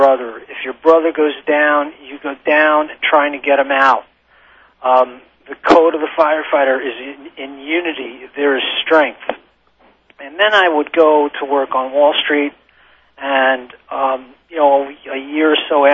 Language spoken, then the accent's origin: English; New York, United States; we're both born and raised in New York